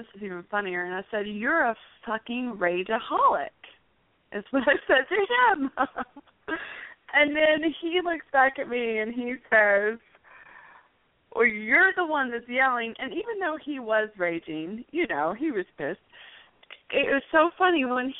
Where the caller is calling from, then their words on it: Phoenix, Arizona, United States; I'm calling from Phoenix, Arizona.